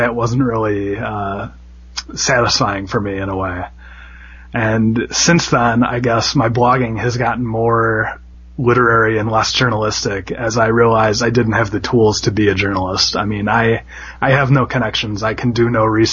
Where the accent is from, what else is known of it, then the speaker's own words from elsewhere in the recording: Midwest, United States; as a Midwesterner